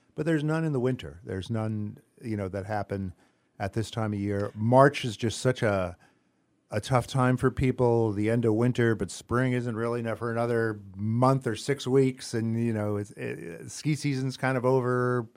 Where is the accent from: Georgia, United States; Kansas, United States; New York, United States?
New York, United States; New York area, United States; moved away as an adult; now in Greenfield, United States; I'm from the New York area originally.